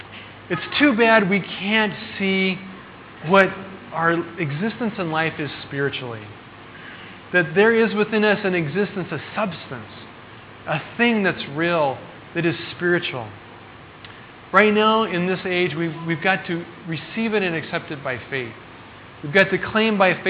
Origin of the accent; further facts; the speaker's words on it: Colorado, United States; moved away; I'm from Colorado.